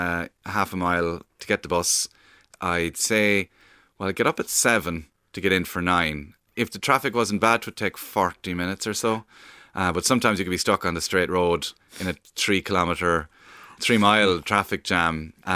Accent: Cork, Munster, Ireland; accent: Cork accent; because my accent's kind of neutral because my mother's from Kilkenny, so I'm sort of, I'm not a pure Cork accent or breed.

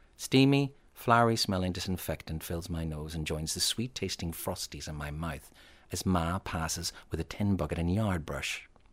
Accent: Northern Ireland, United Kingdom; moved away; also born or lived in England; When I was growing up in Northern Ireland

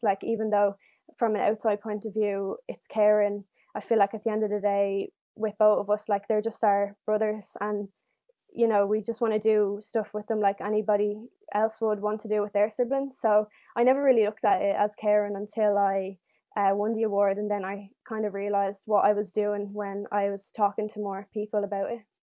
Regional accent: Dublin, Leinster, Ireland; I'm 18 years old and I'm from Dublin

